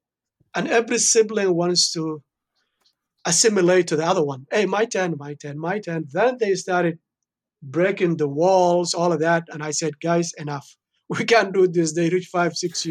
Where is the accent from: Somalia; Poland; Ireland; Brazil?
Somalia; moved away; I born and raised in Somalia, in East Africa.